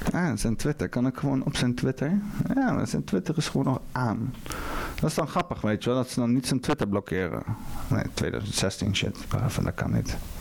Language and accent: Dutch; Netherlands; Ik ben Nederlander